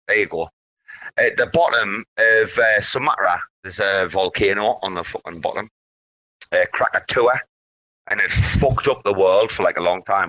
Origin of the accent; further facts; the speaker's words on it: United Kingdom; now in Thailand; I'm not American. This is a matter of seeing. I'm British